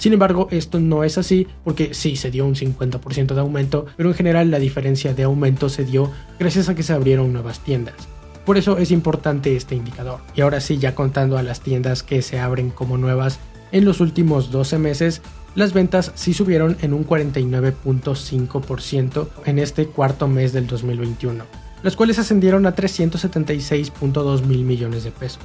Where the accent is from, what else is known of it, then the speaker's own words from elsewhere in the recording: Mexico; como mexicanos